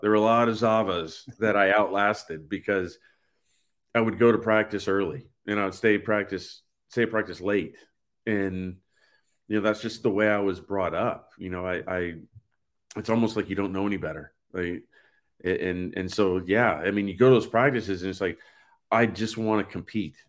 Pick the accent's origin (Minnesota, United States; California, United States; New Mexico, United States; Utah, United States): California, United States; Poway; moved away; also born or lived in San Diego, California / Kansas; I'm from San Diego, California. My parents moved to a, a small town at that time called Poway, uh, North San Diego